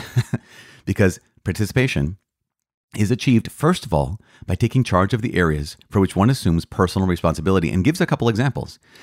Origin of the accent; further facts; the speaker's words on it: United States; American citizens of the United States